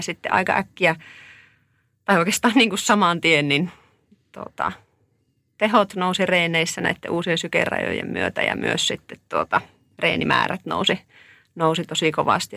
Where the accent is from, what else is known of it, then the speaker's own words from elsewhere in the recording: Oulu, North Ostrobothnia, Finland; Mä oon tuolta Oulusta kotoisin tai sieltä nyt tullut